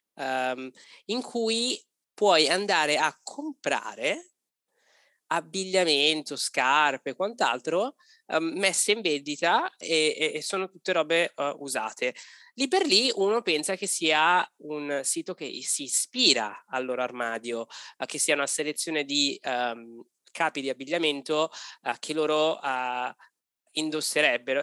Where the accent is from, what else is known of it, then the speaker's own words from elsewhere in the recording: Italy; moved away as an adult; noi abbiamo avuto la fortuna di lasciare l'Italia per decisione, non per necessità